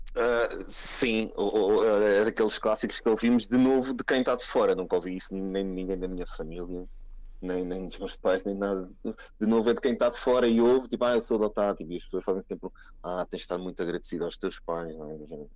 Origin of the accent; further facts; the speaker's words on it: Cascais, Lisbon, Portugal; nasci em Cascais